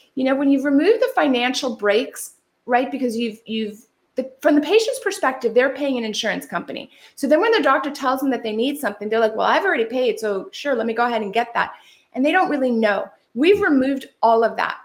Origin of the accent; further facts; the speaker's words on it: California, United States; I'm from California